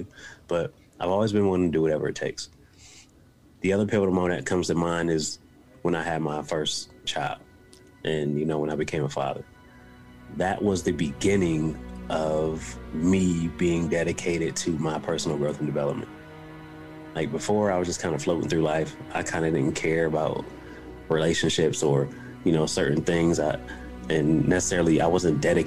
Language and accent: English; Buffalo, New York, United States; now in West Virginia, United States; I'm from Buffalo, New York. I currently live in West Virginia. You know, I'm from a rough area and on the east side of Buffalo, New York.